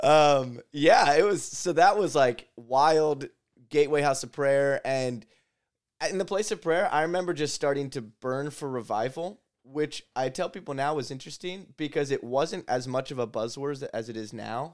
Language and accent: English; Lancaster, Pennsylvania, United States; I grew up here in Lancaster